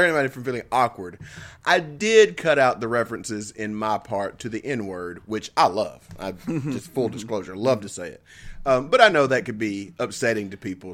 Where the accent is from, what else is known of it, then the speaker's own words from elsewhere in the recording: the South, United States; as a Southerner